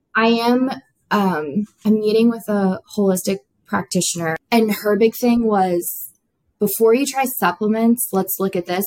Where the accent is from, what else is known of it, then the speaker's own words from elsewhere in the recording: Florida Keys, United States; I grew up in South Florida, the southernmost point of Florida, um, the Keys